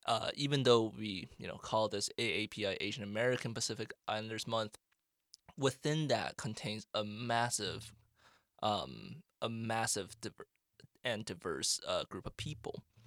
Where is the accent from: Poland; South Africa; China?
China; moved away as an adult; also born or lived in Canada / Northfield, Minnesota; now in United States; I grew up in, uh, I split time between China and Canada, and, um, I went to school, uh, primarily in China.